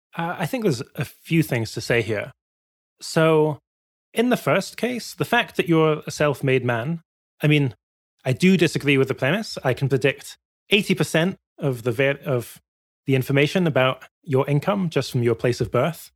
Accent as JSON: {"language": "English", "town": "Glasgow", "region": "Scotland", "country": "United Kingdom", "tie": "born or raised there", "said": "I grew up in Glasgow"}